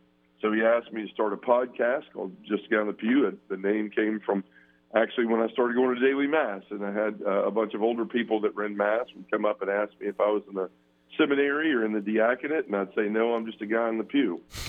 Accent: Memphis, Tennessee, United States; So I was born and raised here in Memphis. I lived my whole life. I'm 45 now, so I've been here a long time and was born and raised Baptist.

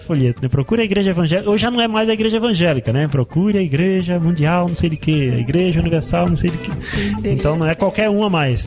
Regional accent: Recife, Pernambuco, Brazil; moved away as an adult; now in Curitiba, Brazil; Eu sou pernambucano, sou de Recife.

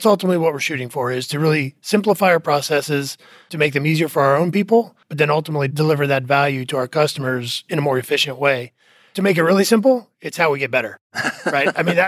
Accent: Indiana, United States; moved away as an adult; I'm from Indiana, okay. Originally. And then, like I said, when I graduated school, moved down to Texas and have been in Texas ever since.

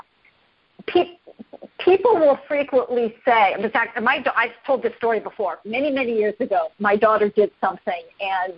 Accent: Los Angeles, California, United States; moved away; I'm born and raised in Los Angeles, and so that's where I learned to drive

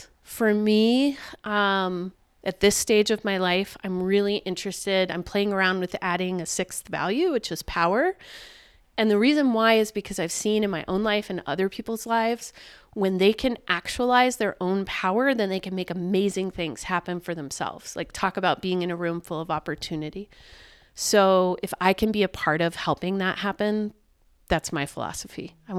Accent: the South, United States; it's been a long life for me as a Jew. I grew up in the South in an area where I didn't live in a culturally Jewish community.

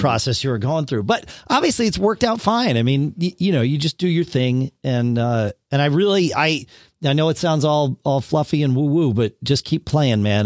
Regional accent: Connecticut, United States; moved away as an adult; also born or lived in Austin, Texas; I grew up in Connecticut, then we moved down to Austin, then we moved back to Connecticut

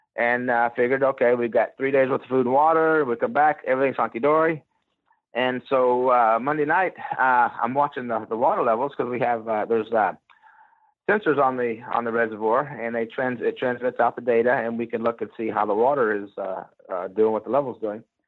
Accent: Gulfport, Mississippi, United States; now in Texas, United States; I'm from the Gulf Coast. Yeah, I'm from Gulfport, Mississippi, an hour out of New Orleans

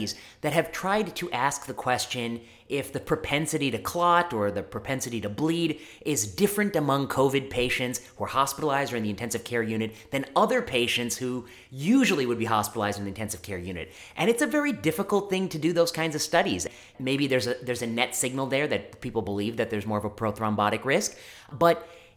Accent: just outside of Chicago, the Midwest, Illinois, United States; also born or lived in Michigan; So I'm from the Midwest, just outside of Chicago, and I did my college not too far from home at Michigan State University.

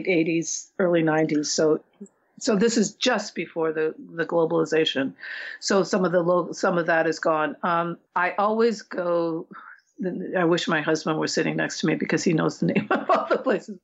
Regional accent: Seattle, Washington, United States; I'm from Seattle

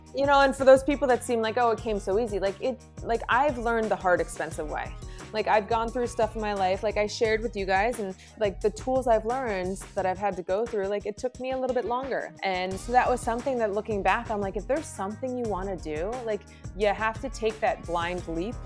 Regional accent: New Jersey, United States; born and raised in Jersey

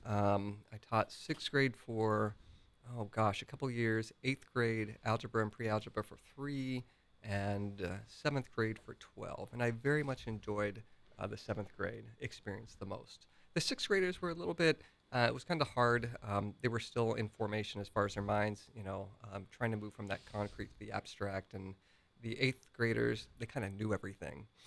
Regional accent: Grandview Heights, Ohio, United States; Grandview Heights

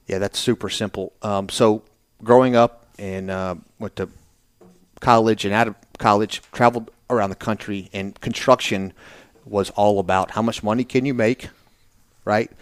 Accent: Birmingham, Alabama, United States; also born or lived in Naples, Florida; now in Nashville, United States; I grew up in Birmingham.

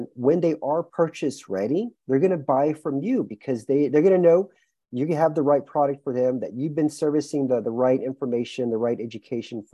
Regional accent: Houston, Texas, United States; moved away as an adult; also born or lived in New York City; now in Romania; born and raised in Houston, Texas

